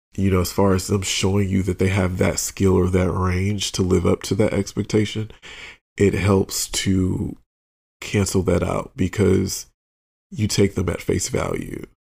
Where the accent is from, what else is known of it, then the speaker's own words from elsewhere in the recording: outside of Detroit, Michigan, United States; a little gay black boy growing up outside of Detroit